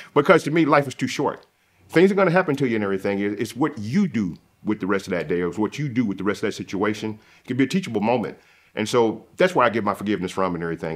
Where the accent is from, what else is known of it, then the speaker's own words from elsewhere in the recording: the South, United States; moved away; I'm from the South